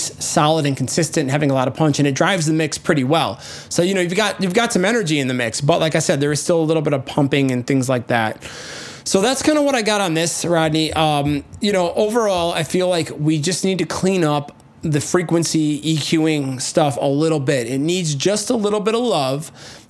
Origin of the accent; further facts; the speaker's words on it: Midwest, United States; I'm from the Midwest. That's how we say ah instead of oh.